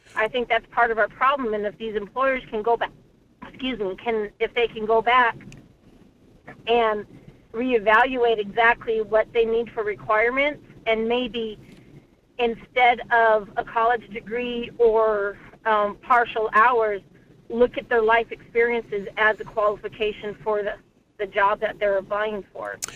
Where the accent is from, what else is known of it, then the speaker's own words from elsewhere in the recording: Texas, United States; now in Anchor Point, United States; I grew up in Texas